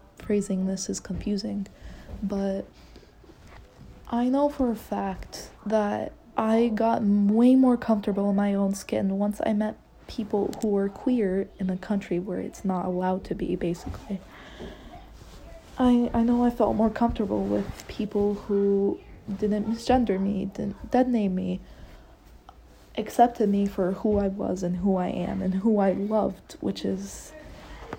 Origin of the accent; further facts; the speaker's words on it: Egypt; moved away; I'm Egyptian, I'm from Egypt.